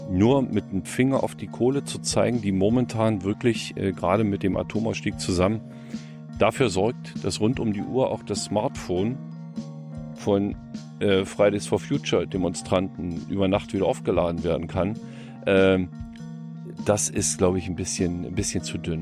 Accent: next to the Jänschwalde open-cast mine, Brandenburg, Germany; Ich bin Ossi, ich bin äh, in einer kleinen Stadt groß geworden, äh, direkt an der Neiße, in einem kleinen Dorf direkt an der Neiße, einen Kilometer neben der Neiße an der polnischen Grenze geboren

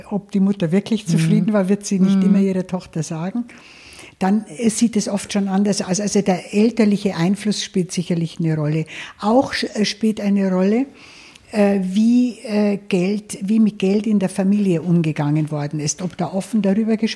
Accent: Bavaria, Germany; Naja, ich bin ja äh, auf dem Land aufgewachsen in Niederbayern und in einem kleinen Ort

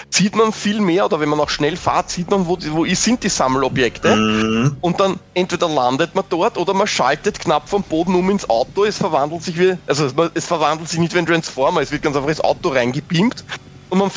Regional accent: Austria; natürlich als Österreicher, eh klar.

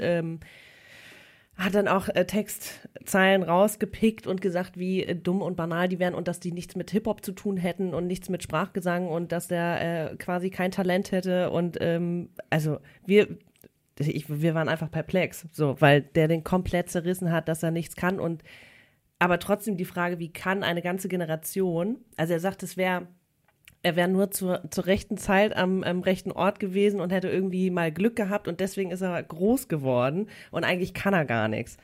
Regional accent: Hamburg, Germany; Ich komme aus Hamburg

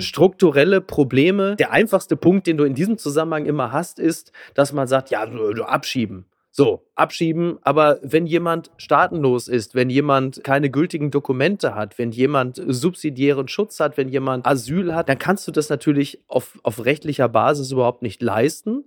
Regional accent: North Rhine-Westphalia, Germany; Naja, ich komme ja aus Nordrhein-Westfalen genauso wie

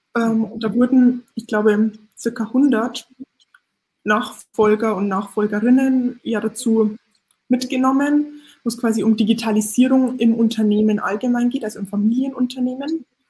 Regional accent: Lower Bavaria, Germany; Ich bin ja, wie gesagt, damit aufgewachsen in Niederbayern

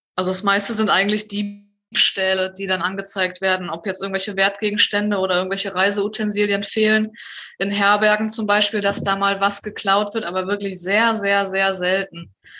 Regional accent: Germany; wir irgendwie als Deutsche

